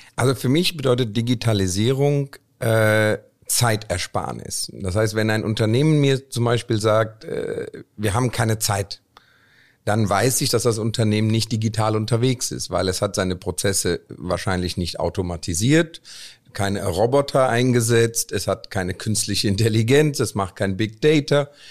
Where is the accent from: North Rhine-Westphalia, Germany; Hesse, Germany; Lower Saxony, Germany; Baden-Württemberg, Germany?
North Rhine-Westphalia, Germany; Cologne; moved away as an adult; also born or lived in India / Stuttgart; ich komme aus Indien, bin mit vier Jahren nach Deutschland gekommen, habe dann in Köln, bin ich in Köln aufgewachsen